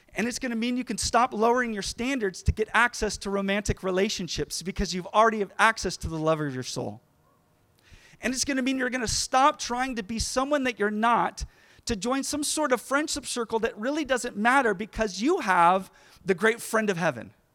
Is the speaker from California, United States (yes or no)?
yes; Sacramento, California, United States; I grew up in the Sacramento area